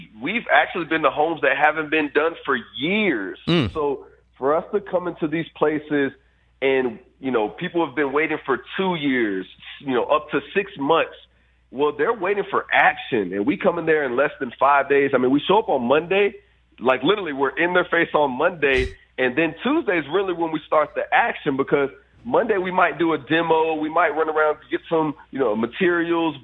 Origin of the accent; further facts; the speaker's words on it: Fort Myers, Florida, United States; my hometown of Fort Myers